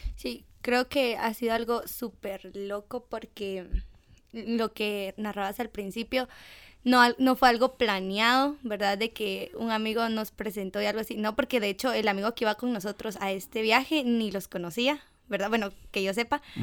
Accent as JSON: {"language": "Spanish", "country": "Guatemala", "said": "de Guate"}